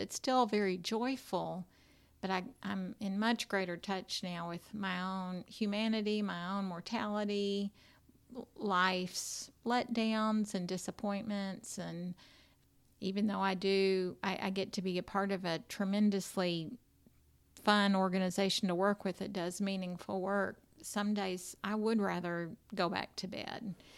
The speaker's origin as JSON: {"language": "English", "country": "United States", "tie": "born or raised there", "said": "I grew up right here in Williamson County, and I went to private school right here"}